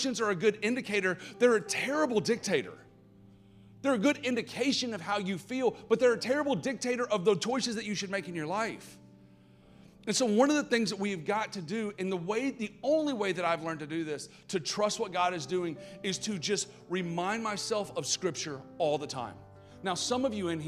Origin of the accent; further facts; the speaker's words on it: Atlanta, Georgia, United States; accent: Southern; if you cannot tell by my accent, I'm from the South. And so, like, my parents are old school, super religious Southern.